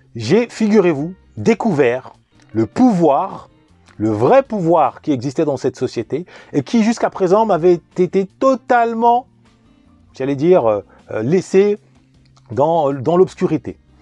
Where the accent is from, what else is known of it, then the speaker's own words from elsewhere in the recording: Vigneux-sur-Seine, Île-de-France, France; also born or lived in Paris; Je suis né en 1981 à Paris, j'ai grandi en banlieue parisienne, en particulier à Vigneux-sur-Seine